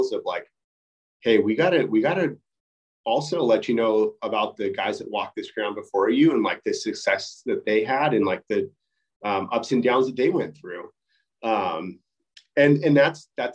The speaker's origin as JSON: {"language": "English", "region": "Southern California", "country": "United States", "tie": "born or raised there", "said": "I grew up in Southern California"}